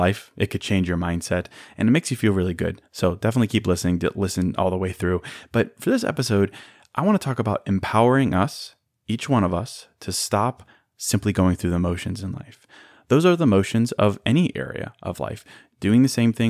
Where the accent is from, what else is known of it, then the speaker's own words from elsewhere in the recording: Chicago, Illinois, United States; moved away as an adult; also born or lived in Notre Dame, Indiana; now in Miami, United States; I was born in Chicago. I went to Notre Dame. I moved to downtown Chicago after graduating, and I've been there since 2011